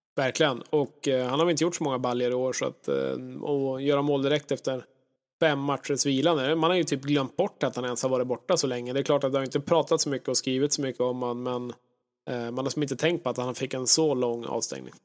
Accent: Norrland, Sweden; jag är ju verkligen en norrlänning, född, född på fel ställe på jorden

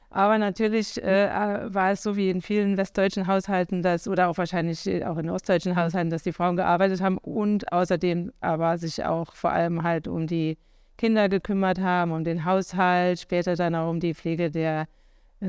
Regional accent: Idar-Oberstein, Rhineland-Palatinate, Germany; moved away; ich bin aufgewachsen im schönen Ida-Oberstein in Rheinland-Pfalz

